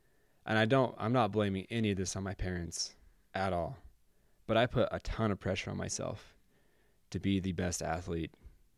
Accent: Utah, United States; what the heck did we do in the pre-existence to deserve growing up in Northern Utah in this family where my mom and dad love each other.

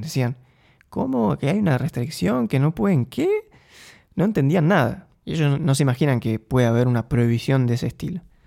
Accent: Argentina; moved away as an adult; now in Eindhoven, Netherlands; Yo soy argentino, viví en Argentina.

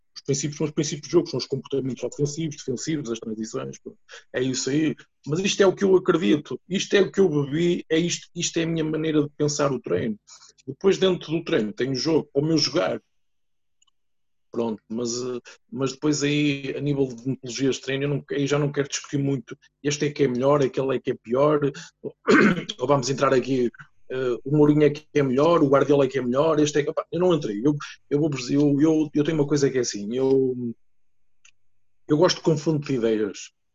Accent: Santa Maria da Feira, Aveiro District, Portugal; eu sou de uma aldeia do, do Conselho de Santa Maria da Feira e de uma freguesia que se chama Sangueiro

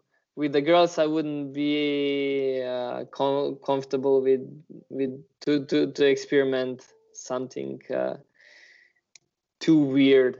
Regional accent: Slovenia; Ljubljana is like 45 minutes from my hometown

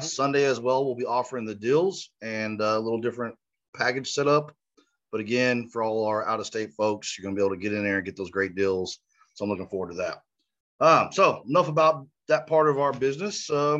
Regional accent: Tulsa, Oklahoma, United States; Tulsa, Oklahoma, one of pretty much my hometown.

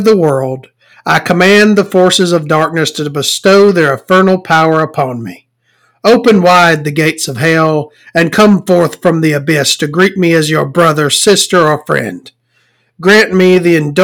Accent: the South, United States; I'm from the South. I can't pronounce things.

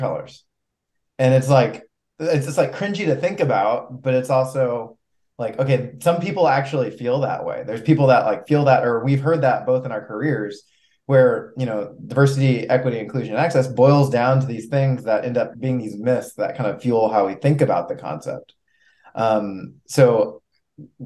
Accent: Houston, Texas, United States; moved away as an adult; now in Baton Rouge, United States; I'm from Houston, also born and raised in Houston.

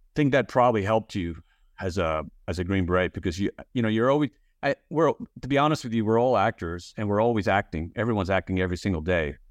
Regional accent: Texas, United States; I grew up in Texas

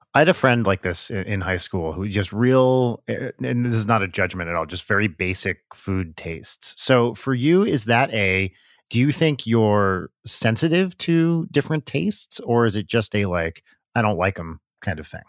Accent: Pompton Lakes, New Jersey, United States; right near where I grew up in Pompton Lakes

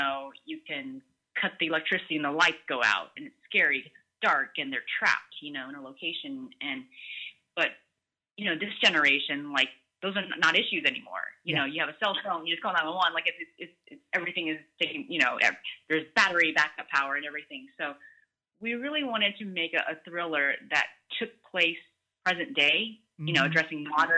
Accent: United States; growing up, and being transparent, being Asian American, there was a point where there were less opportunities in front of the camera

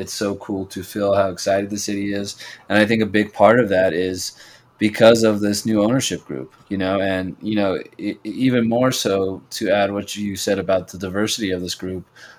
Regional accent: Denver, Colorado, United States; I am from Denver

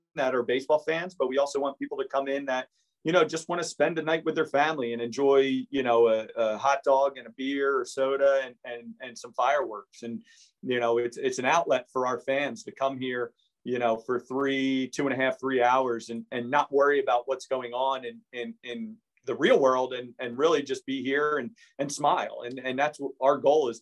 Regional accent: Hamilton, New Jersey, United States; growing up in Hamilton, going through Nottingham Little League

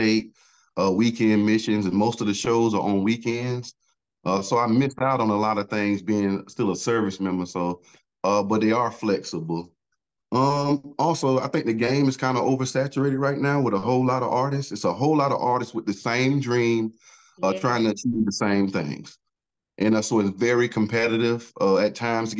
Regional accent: Augusta, Georgia, United States; I'm from Augusta, Georgia

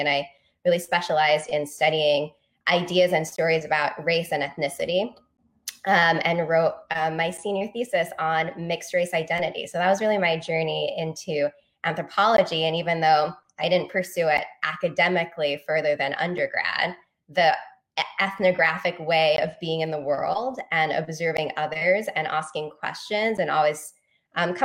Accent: London, United Kingdom; moved away as an adult; also born or lived in Virginia; now in New York City, United States; my background in Northwest London, where I grew up

